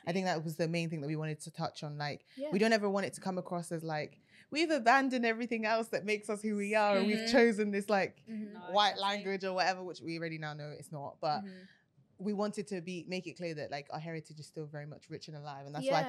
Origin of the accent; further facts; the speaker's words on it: Nigeria; but obviously we're all Nigerian as well, which is a blessing.